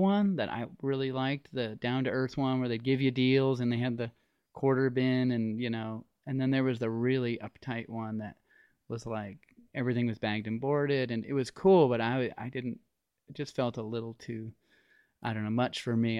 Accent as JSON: {"language": "English", "town": "Las Vegas", "region": "Nevada", "country": "United States", "tie": "born or raised there", "said": "I grew up in Las Vegas"}